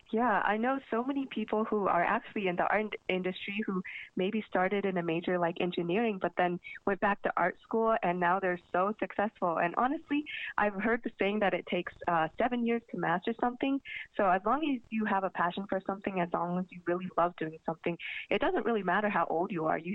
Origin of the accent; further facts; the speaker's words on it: Sacramento, California, United States; also born or lived in Buffalo, United States / Seattle, United States; now in Philadelphia, United States; I was born in Buffalo, New York, but I moved to Seattle very early, and my dad uh, had to switch jobs pretty often, so we kept on moving between Seattle and Sacramento. But I would call Sacramento my home.